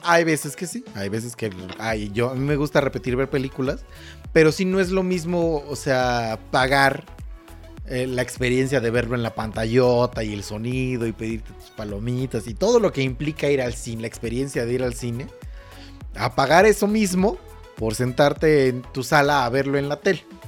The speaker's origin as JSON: {"language": "Spanish", "country": "Mexico", "said": "aquí en México somos"}